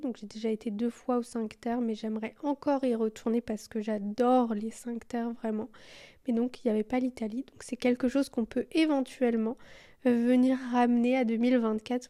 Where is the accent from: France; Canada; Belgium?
Belgium; je suis belge